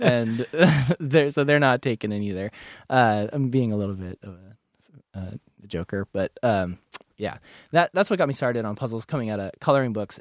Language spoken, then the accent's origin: English; New England, United States; now in Portland, United States; I'm from New England